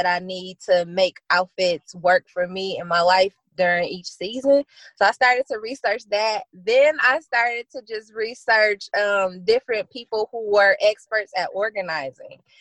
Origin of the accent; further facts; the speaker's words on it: Flint, Michigan, United States; I'm born and raised in Flint, Michigan